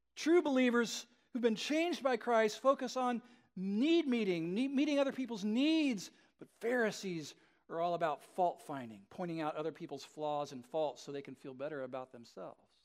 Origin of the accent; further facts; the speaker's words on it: Southern California, United States; I grew up in Southern California in the sixties and seventies.